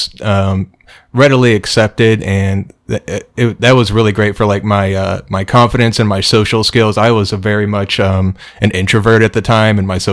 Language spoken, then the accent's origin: English; Belpre, Ohio, United States; moved away as an adult; also born or lived in Athens, Ohio; I grew up in Belpre, Ohio, which is about 40 miles from Athens